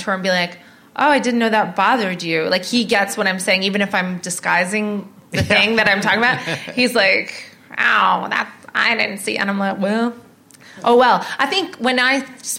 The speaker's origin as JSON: {"language": "English", "country": "Canada", "moved": "yes", "lives_now": "United Kingdom", "said": "I'm Canadian"}